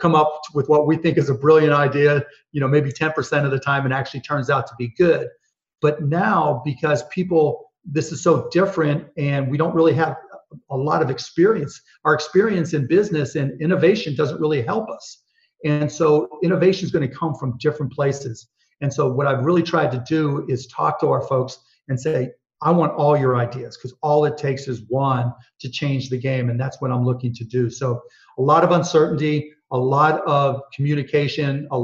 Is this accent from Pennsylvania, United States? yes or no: yes; Pittsburgh, Pennsylvania, United States; I grew up in Pittsburgh, Pennsylvania